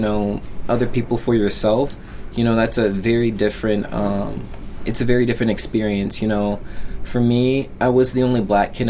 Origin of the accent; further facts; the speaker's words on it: Colorado, United States; born there; So I was born in Colorado, and we went back out there when I was in middle school.